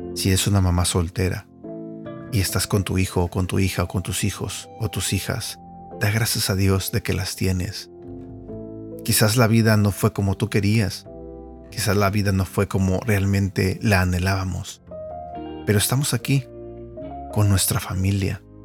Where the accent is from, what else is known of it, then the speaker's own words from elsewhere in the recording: Mexico; yo crecí eh, en México con mis hermanos y mi mamá